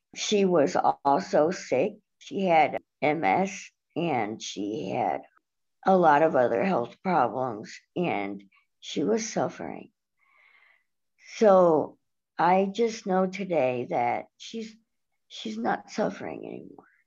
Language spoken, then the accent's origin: English; Cleveland, Ohio, United States; I am 38 years old and I'm from Cleveland, Ohio